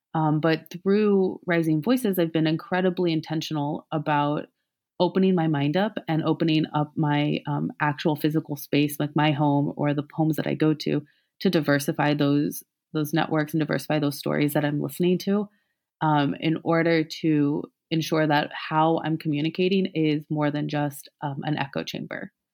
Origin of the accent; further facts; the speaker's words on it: Columbia, Missouri, United States; I'm from mid-Missouri, um, born and raised